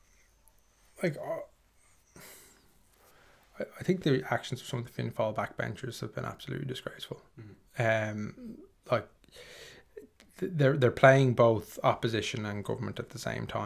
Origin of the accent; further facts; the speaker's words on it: Dublin, Leinster, Ireland; I grew up in Finglas